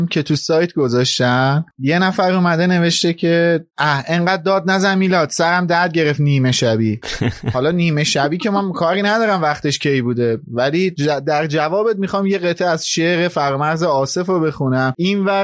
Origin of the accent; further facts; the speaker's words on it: Marseille, Provence-Alpes-Côte d'Azur, France; born there; ما هم تو عید به دنیا آمدیم ما بابامون گفتن چیکار کنیم چیکار نکنیم یه فرانسه رفتن و اوکی کردم ما هم تو مارسی به